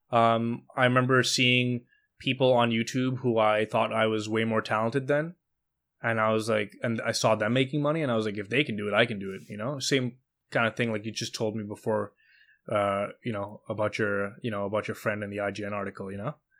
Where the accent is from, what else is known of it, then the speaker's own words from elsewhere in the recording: Montreal, Quebec, Canada; I grew up in Montreal